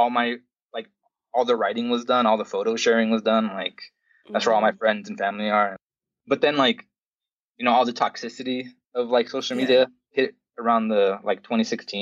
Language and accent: English; California, United States; moved away as an adult; now in Montana, United States; I grew up in California